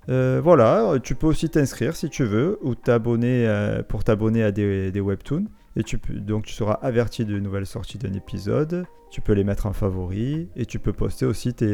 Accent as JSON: {"language": "French", "country": "United States", "first_language": "English", "second_language": "French", "said": "Oui, non, moi, LV1, non, ma langue natale, c'est l'américain."}